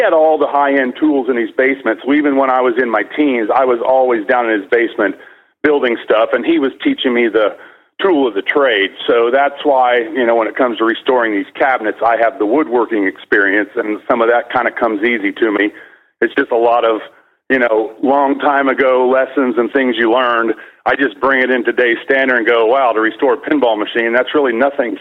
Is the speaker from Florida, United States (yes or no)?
no; Indiana, United States; moved away; I'm originally from Indiana, so there was 2 feet of snow on the ground half the year back then